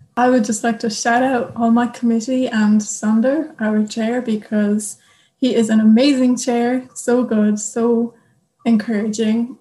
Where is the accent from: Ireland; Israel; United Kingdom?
Ireland; moved away as an adult; now in Germany; I'm from Ireland